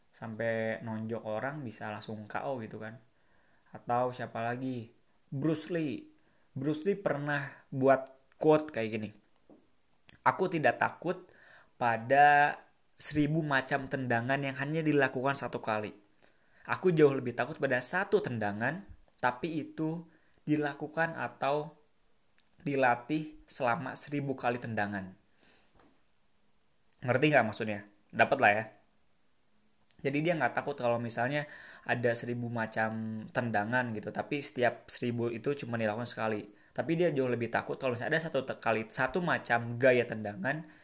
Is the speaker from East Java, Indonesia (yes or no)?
no; Bandung, West Java, Indonesia; karena aku orang Bandung